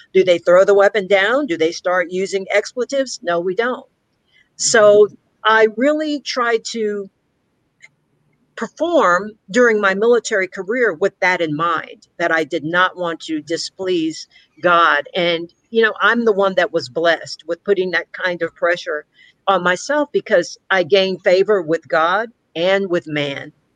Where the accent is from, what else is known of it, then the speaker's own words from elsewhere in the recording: Victoria, Texas, United States; I grew up here in Victoria, Texas